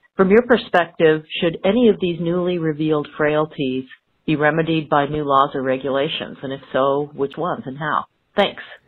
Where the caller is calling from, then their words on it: Corvallis, Oregon, United States; I'm calling from Corvallis, Oregon